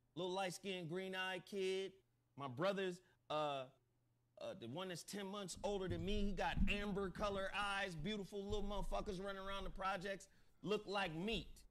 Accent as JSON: {"language": "English", "town": "Chattanooga", "region": "Tennessee", "country": "United States", "tie": "born or raised there", "said": "I was born in Chattanooga, Tennessee"}